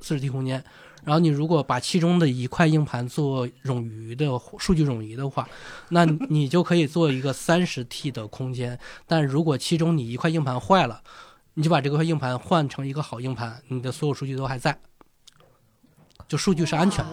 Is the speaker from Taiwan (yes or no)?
no; northeastern China, China; moved away; 我老家是东北的，也，也下雪